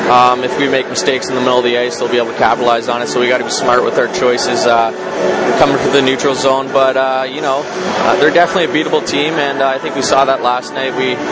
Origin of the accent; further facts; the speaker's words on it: London, Ontario, Canada; moved away; when I was younger, we had the London Knights in my hometown.